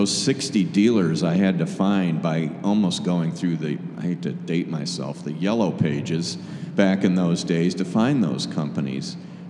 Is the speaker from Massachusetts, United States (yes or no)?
no; Michigan, United States; moved away as an adult; now in Chicago, United States; I grew up outside of Michigan and moved down here out of college and never looked back.